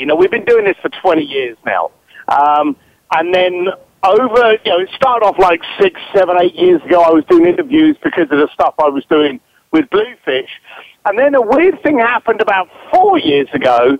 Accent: London, United Kingdom; now in Los Angeles, United States; I started off as a bricklayer from East London, and now I'm in Hollywood

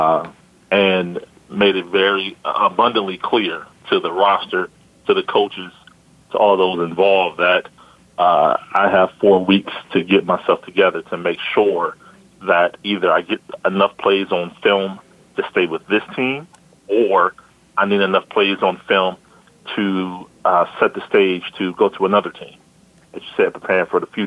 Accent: Akron, Ohio, United States; a guy I grew up with in Akron, Ohio

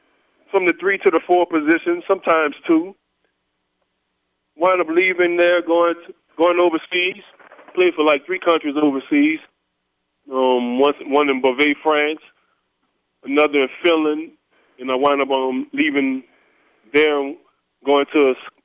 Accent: New Orleans, Louisiana, United States; now in Houston, United States; I appreciate you having me on the show. I'm originally from New Orleans. I reside right now in Houston, Texas.

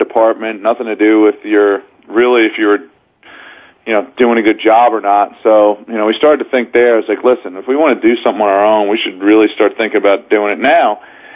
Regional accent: Belmont, Aqueduct and Saratoga racetracks, New York, United States; my brother and I grew up around Belmont Aqueduct in Saratoga

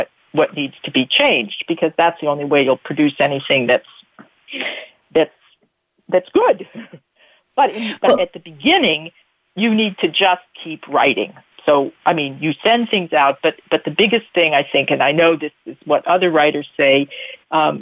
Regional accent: United States; moved away as an adult; now in Bern, Switzerland; I'm an American, I've lived there now longer than anywhere I've ever lived

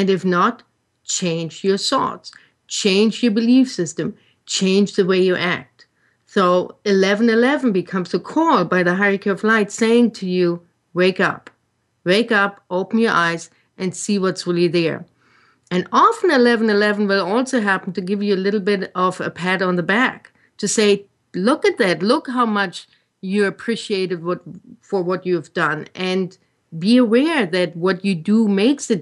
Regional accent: Germany; English is a second language; moved away; when I grew up in Germany

